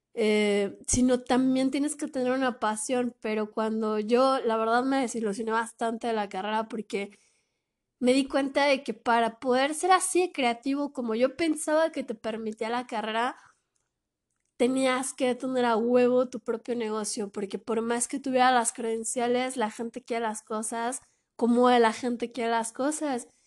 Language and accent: Spanish; Mexico; yo no soy de Oaxaca, pero sí soy de México